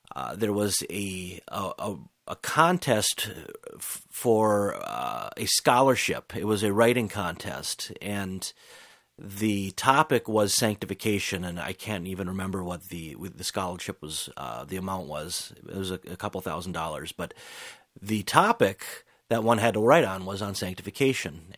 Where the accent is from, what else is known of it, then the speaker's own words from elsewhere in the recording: United States; us growing up in America